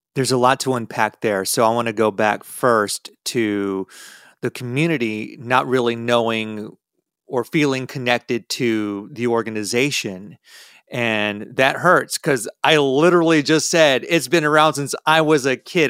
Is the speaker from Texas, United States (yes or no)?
yes; Texas, United States; as a Texan